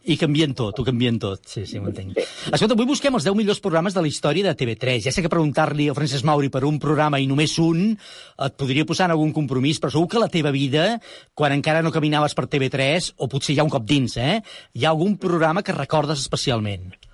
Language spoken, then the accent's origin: Catalan; Sant Boi de Llobregat, Catalonia, Spain; jo sóc de Sant Boi